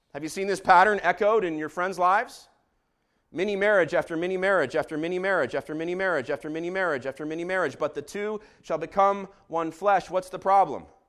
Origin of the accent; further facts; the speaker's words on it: Jerusalem, Jerusalem District, Israel; growing up in Jerusalem, I, uh, watched Beitare Yerushalayim